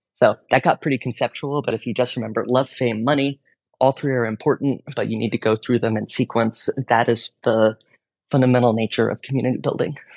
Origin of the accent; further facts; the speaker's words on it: Texas, United States; I grew up in Texas, learned Spanish in high school